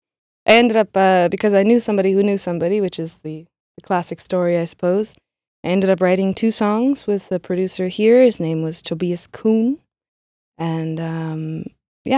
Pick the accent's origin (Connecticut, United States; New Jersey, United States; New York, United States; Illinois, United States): New York, United States; Sag Harbor; moved away as an adult; now in Berlin, Germany; I am from Sag Harbor, New York, and I moved to Berlin probably about 8 years ago